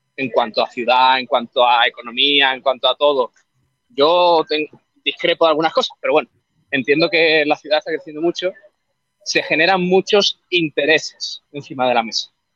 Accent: Estepona, Andalusia, Spain; now in Málaga, Spain; yo soy de Cepona

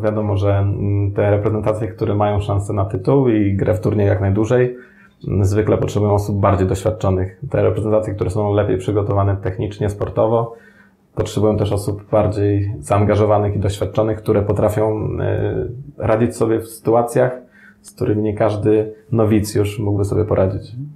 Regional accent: Sandomierz, Świętokrzyskie Voivodeship, Poland; also born or lived in Madeira; w moim Sandomierzu, skąd pochodzę

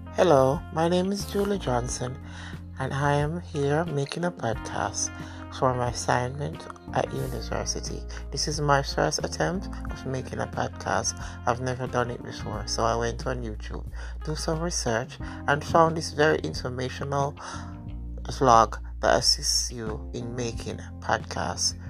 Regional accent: Saint Catherine, Jamaica; I am a Jamaican. I was born in Jamaica and brought up in Jamaica in the parish of St. Catherine

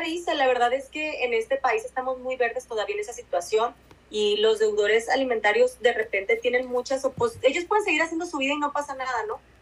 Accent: Mexico; nosotras como mexicanas

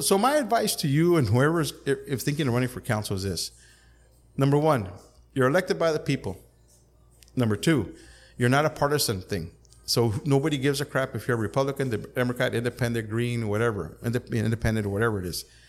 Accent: Calexico, California, United States; I was born and raised in Calexico

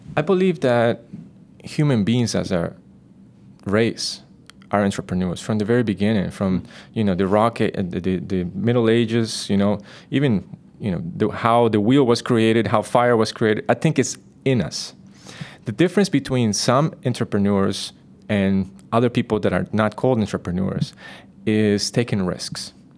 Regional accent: Costa Rica; Growing up in Costa Rica, being part of the nature

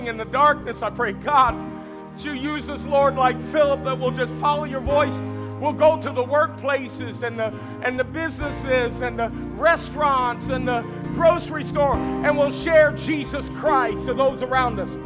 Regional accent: Kentucky, United States; moved away; also born or lived in Cincinnati, Ohio / North Dakota; I was from Kentucky, and in Kentucky, everybody runs and shouts, even during church announcements

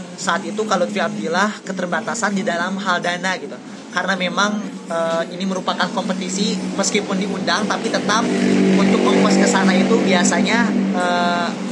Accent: Campaka, Cianjur Regency, West Java, Indonesia; saya itu dibesarkan di desa kak saya itu anak desa saya SMP dari SMP Negeri Satu Campaka sebuah sekolah sebuah SLTP yang ada 30 km dari Cianjur kota

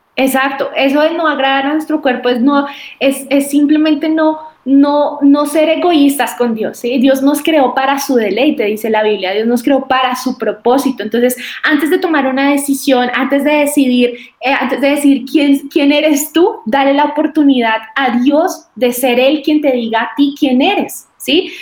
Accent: Boyacá, Colombia; soy de Boyacá, soy boyacense

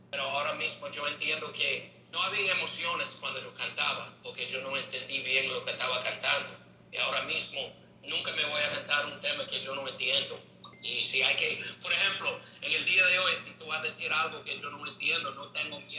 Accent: New York City, New York, United States; Spanish is a second language; soy un americano que nací en Brooklyn, New York.

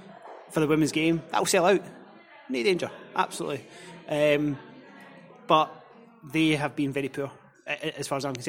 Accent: Scotland, United Kingdom; as a Scottish football fan

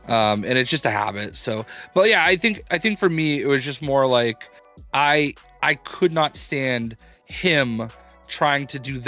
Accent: North Carolina, United States; moved away; also born or lived in Boston; You know, I'm from North Carolina originally

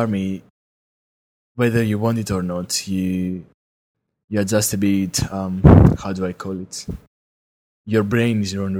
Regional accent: Greece; English is a second language; I'm from Greece.

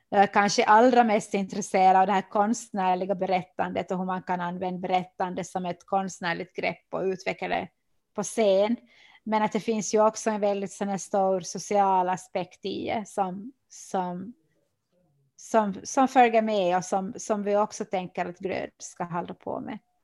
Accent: Oravais, Ostrobothnia, Finland; now in Vörå, Finland; jag är ju född i Kim och, och har bott där

